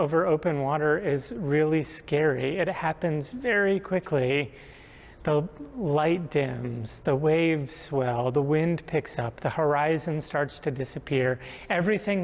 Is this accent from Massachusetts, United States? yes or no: no; Rhode Island, United States; Growing up in Rhode Island